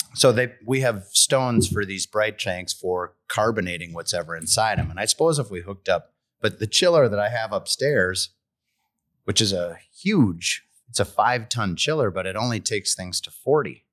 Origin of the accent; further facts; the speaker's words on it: Stillwater, Minnesota, United States; And we said, Stillwater